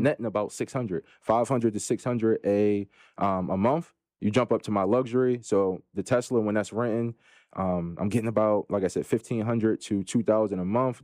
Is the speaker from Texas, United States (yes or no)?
no; Philadelphia, Pennsylvania, United States; I'm from Philadelphia, P A, Philly in the building